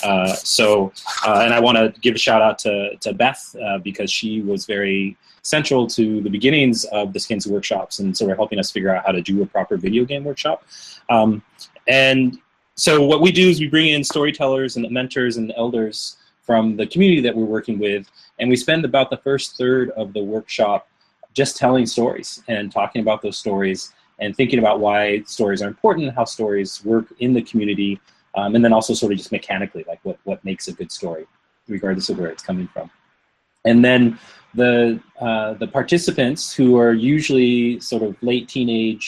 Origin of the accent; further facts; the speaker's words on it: Northern California, United States; I was born and raised in Northern California